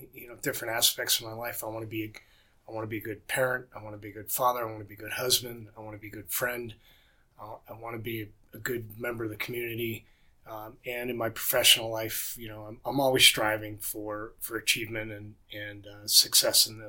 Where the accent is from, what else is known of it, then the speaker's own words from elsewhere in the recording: Northeast, United States; moved away as an adult; now in Rocky Mountains, United States; I'm born and raised in the Northeast